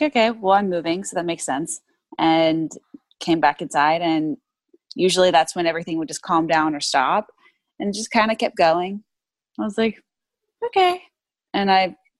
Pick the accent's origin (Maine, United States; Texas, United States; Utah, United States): Texas, United States; now in Los Angeles, United States; I'm from Texas